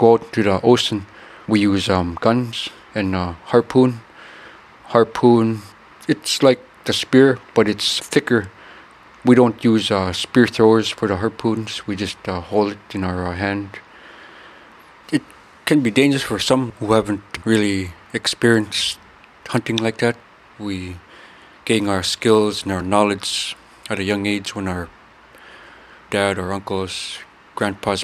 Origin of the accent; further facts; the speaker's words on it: Kotlik, Alaska, United States; Kotlik is located on the north mouth of the Yukon Delta. It's a Yupik Eskimo community in rural Alaska. We are a community that still practice and rely on a subsistence